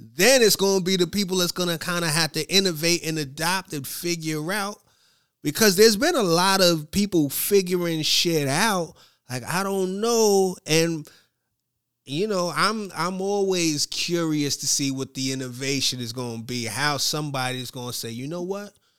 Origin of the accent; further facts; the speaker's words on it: United States; as an American